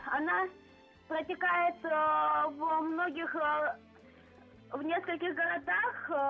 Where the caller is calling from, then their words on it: Volzhsky, Volgograd Oblast, Russia; Здрасте, я из